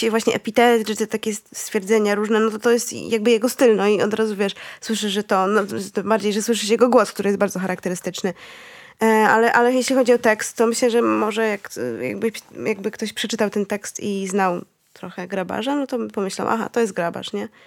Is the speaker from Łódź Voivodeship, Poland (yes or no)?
no; near Lublin, Lublin Voivodeship, Poland; jestem z, z okolic Lublina